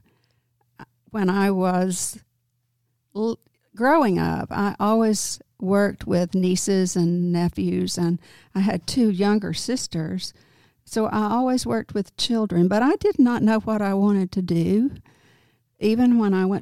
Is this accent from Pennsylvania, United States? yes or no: no; Prescott, Arkansas, United States; I'm from Prescott, Arkansas. That's where I grew up